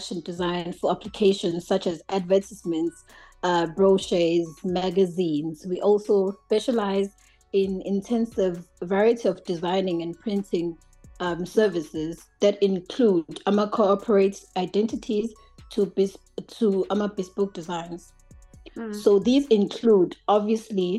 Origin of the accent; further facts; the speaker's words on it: Durban, KwaZulu-Natal, South Africa; moved away as an adult; now in United States; from Umlazi. I'm from one of the largest townships in KwaZulu-Natal. I was born and bred in Durban, but I'm currently living in the United States